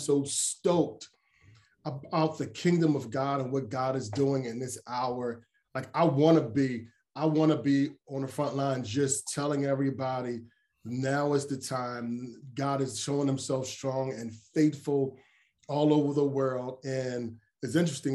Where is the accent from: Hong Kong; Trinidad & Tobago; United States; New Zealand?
United States; Philadelphia, Pennsylvania; also born or lived in Coatesville, Pennsylvania; I was born and raised in Philly